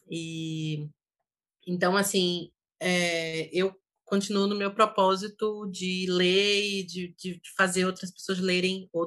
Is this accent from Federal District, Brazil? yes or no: no; Salvador, Bahia, Brazil; Estou voltando para a Bahia, né? De volta à Bahia, minha terra.